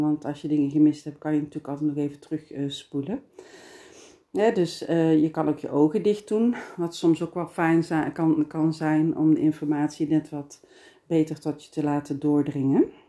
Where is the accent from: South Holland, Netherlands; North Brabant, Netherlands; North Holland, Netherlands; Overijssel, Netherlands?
North Brabant, Netherlands; Geldrop; accent: Brabant, soft G; ik ben Brabantse, geboren en getogen in Geelse